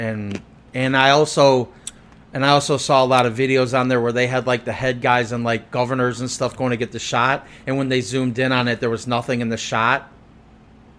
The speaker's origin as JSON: {"language": "English", "country": "United States", "said": "I am an American"}